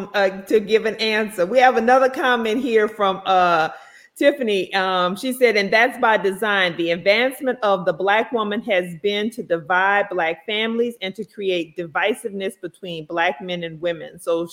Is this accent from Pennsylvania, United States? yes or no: no; Louisiana, United States; We're country girls from Louisiana.